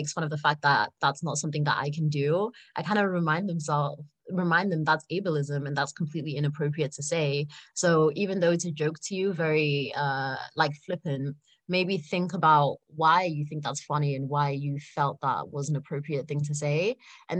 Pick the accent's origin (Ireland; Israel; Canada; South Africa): South Africa; So I'm South African. I was born there and I spent a lot of my childhood there.